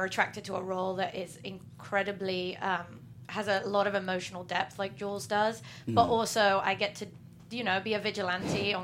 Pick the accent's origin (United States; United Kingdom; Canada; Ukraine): United Kingdom; England; I'm English